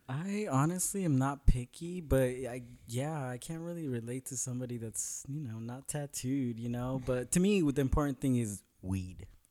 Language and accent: English; Northern California, United States; now in Los Angeles, United States; I'm from Northern California